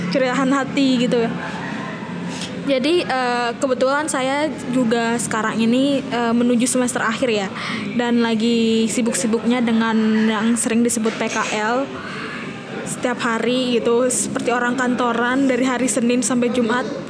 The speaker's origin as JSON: {"language": "Indonesian", "area": "Lombok", "region": "West Nusa Tenggara", "country": "Indonesia", "said": "asal saya itu dari Lombok Nusa Tenggara Barat"}